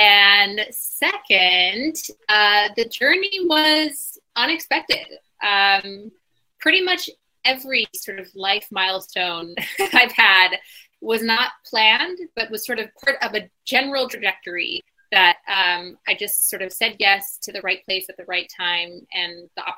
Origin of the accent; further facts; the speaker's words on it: Bloomington, Illinois, United States; So in 2017, we came back to sort of my hometown. We moved around a little bit growing up, but Bloomington, Illinois, dead center middle America, is where we accidentally ended up